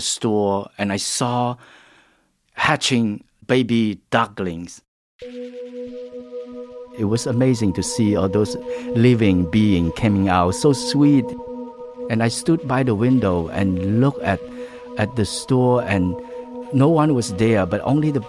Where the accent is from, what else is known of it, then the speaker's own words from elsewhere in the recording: Kampong Speu, Cambodia; moved away; also born or lived in Phnom Penh, Cambodia; Where I grew up in Kampung Spu